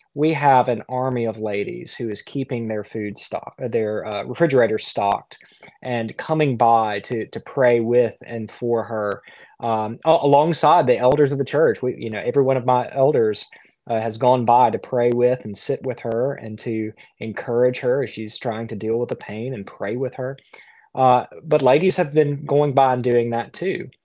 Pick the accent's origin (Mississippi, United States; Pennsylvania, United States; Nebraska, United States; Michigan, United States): Mississippi, United States; South Central; now in Conway, South Carolina; I'm from the Deep South. I'm from, um, South Central Mississippi.